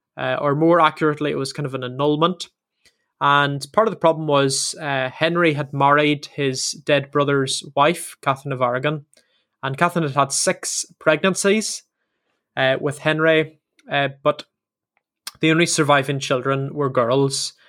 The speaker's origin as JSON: {"language": "English", "region": "Northern Ireland", "country": "United Kingdom", "moved": "as an adult", "lives_now": "England", "said": "both myself and Sam are from Northern Ireland, Ireland"}